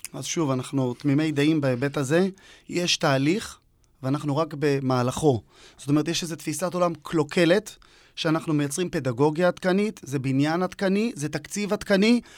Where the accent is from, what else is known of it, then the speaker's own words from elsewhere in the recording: the northern periphery of Israel, Northern Israel, Israel; moved away; אני במקור לא מפה, לא ממרכז הארץ. אני בפריפריה הצפונית.